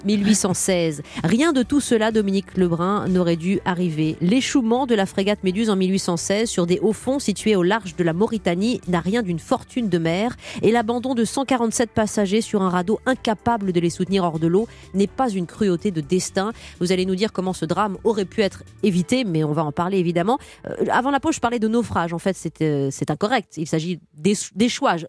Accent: Saint-Aubin-sur-Yonne, Bourgogne-Franche-Comté, France; moved away; Saint-Aubin-sur-Yonne, une petite commune où j'ai grandi aussi dans Lyon

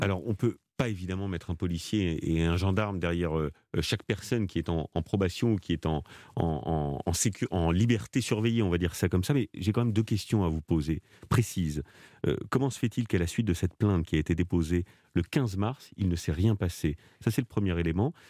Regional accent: France; chez nous en France

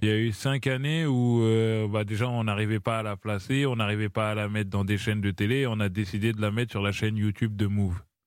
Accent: Normandy, France; moved away as an adult; also born or lived in Paris region / Hermont; j'ai grandi en Normandie, mais du coup, vers 20 ans, je suis revenu en région parisienne.

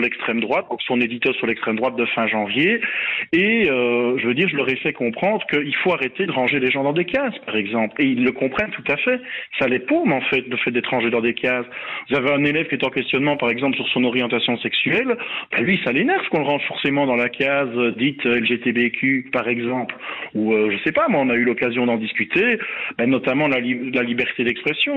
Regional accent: Belgium; chez nous en Belgique

